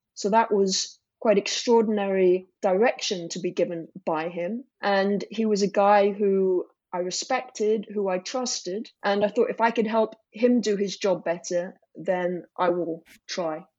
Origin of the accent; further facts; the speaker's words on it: England, United Kingdom; from England